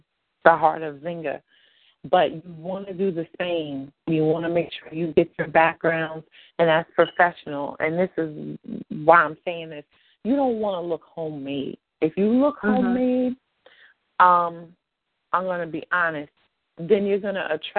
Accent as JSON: {"language": "English", "area": "Ocean County", "region": "New Jersey", "country": "United States", "said": "We're both from Ocean County"}